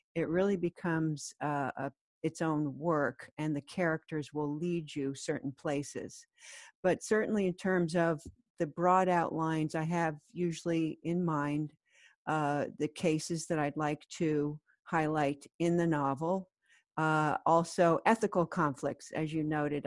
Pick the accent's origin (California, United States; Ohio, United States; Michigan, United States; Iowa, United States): California, United States; moved away as an adult; also born or lived in Colorado; now in New York City, United States; I grew up in California and then I went to law school in Colorado